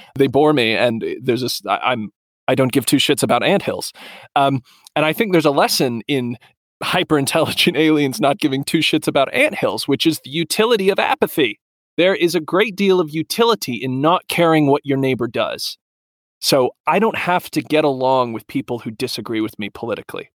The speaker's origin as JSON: {"language": "English", "region": "Southern Appalachia", "country": "United States", "said": "Southern Appalachian, like where I'm from, Southern Appalachian is an American culture"}